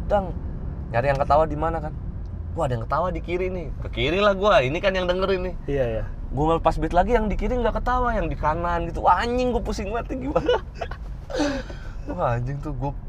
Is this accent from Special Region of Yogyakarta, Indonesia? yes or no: no; Bekasi, West Java, Indonesia; now in Surakarta, Indonesia; terus tahu gue dari Bekasi